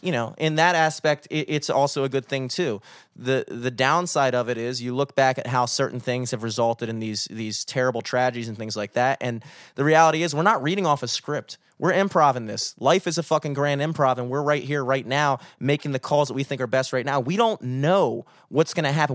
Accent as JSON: {"language": "English", "country": "United States", "said": "as an American citizen"}